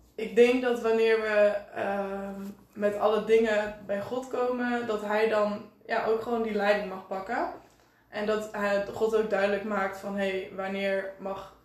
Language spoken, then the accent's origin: Dutch; Enschede, Overijssel, Netherlands; 19 jaar en ik kom uit Enschede.